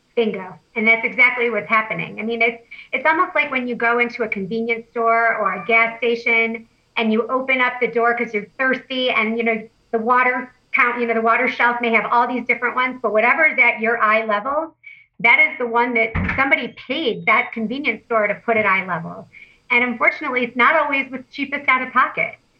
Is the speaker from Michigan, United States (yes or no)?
yes; Detroit, Michigan, United States; I'm from Detroit